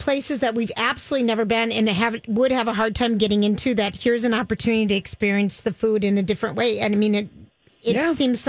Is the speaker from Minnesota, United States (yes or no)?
yes; St. Paul, Minnesota, United States; I grew up in St. Paul